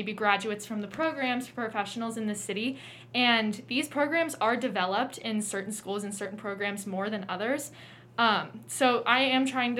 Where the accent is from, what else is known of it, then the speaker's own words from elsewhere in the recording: Cincinnati, Ohio, United States; I'm from Cincinnati